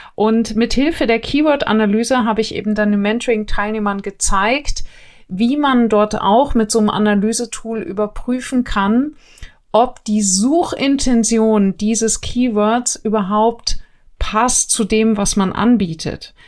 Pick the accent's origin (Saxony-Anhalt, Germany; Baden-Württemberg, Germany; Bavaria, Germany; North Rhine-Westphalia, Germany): Bavaria, Germany; Neubiberg; wo ich herkomme, äh, Neubiberg, wirklich mini kleines Kraft bei München